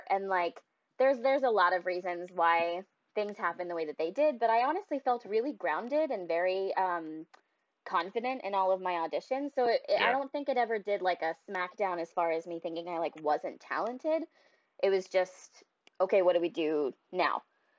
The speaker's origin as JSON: {"language": "English", "town": "Boston", "region": "Massachusetts", "country": "United States", "tie": "born or raised there", "said": "I grew up in the Boston area"}